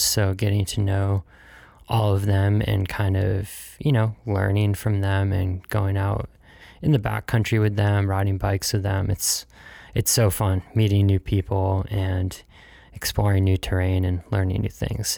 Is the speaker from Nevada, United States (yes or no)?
no; Pittsfield, Massachusetts, United States; also born or lived in South Carolina; I was born in South Carolina, where I grew up, I don't know, seven years or so before moving up here to the Northeast. And, uh, Pittsfield, Massachusetts was my home